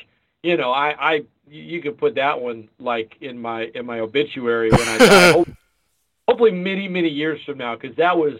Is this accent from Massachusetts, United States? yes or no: no; Lafayette, Louisiana, United States; also born or lived in Opelousas, Louisiana / New Orleans, Louisiana; I was born in Opelousas and growing up in Lafayette